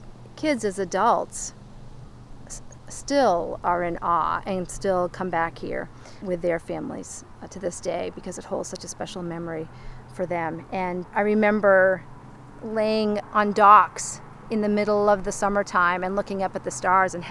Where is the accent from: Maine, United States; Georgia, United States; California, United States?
Maine, United States; me growing up here